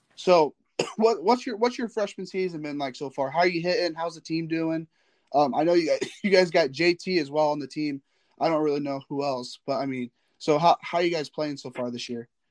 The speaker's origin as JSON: {"language": "English", "region": "Northern Indiana", "country": "United States", "said": "I'm from Northern Indiana"}